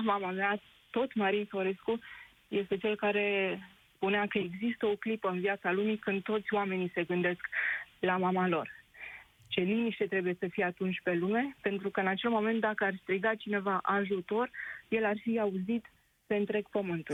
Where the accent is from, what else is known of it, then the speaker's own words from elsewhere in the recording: Drobeta-Turnu Severin, Mehedinți County, Romania; moved away as an adult; now in London, United Kingdom; Eu sunt din Gropădatornul Severin, unde se află piciorul podului lui Traian.